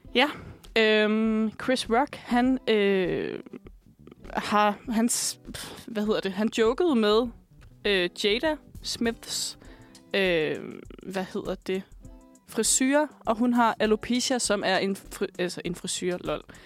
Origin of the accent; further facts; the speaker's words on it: Bornholm, Capital Region of Denmark, Denmark; Jeg er vokset op på Bornholm